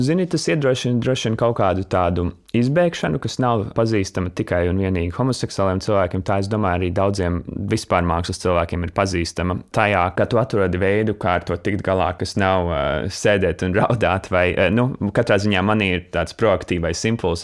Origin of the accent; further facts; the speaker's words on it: Latvia; moved away as an adult; manu tīņa laiku, kad es dzīvoju Latvijā